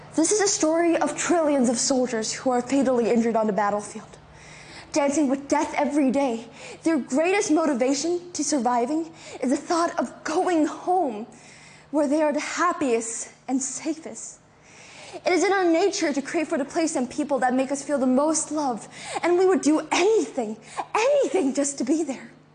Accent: China; English is a second language; now in Hong Kong; I'm not from Hong Kong. I'm from mainland China. When I first arrived here, I couldn't speak English or Cantonese.

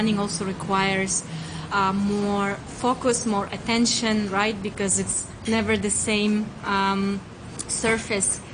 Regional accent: Ural Mountains, Russia; also born or lived in South America; now in Hong Kong; I hail from the Ural Mountains

